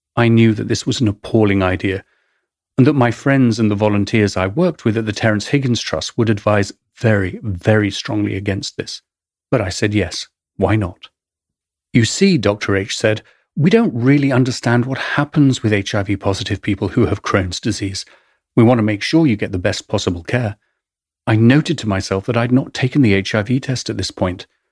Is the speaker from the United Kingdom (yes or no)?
yes; England, United Kingdom; accent: English; moved away as an adult; also born or lived in London; now in New York, United States